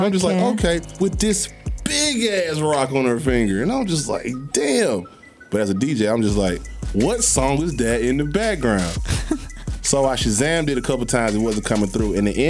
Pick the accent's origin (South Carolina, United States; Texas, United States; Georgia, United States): Georgia, United States; Atlanta; I'm from Atlanta